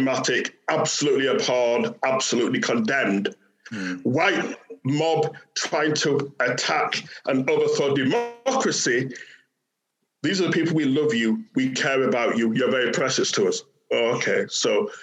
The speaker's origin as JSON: {"language": "English", "town": "Bradford", "region": "Yorkshire and the Humber", "country": "United Kingdom", "tie": "born or raised there", "said": "growing up in Bradford, which was a post-industrial city in the north"}